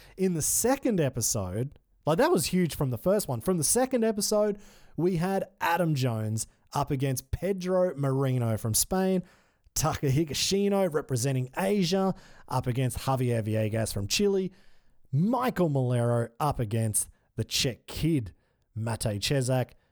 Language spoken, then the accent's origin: English; Australia; as an Australian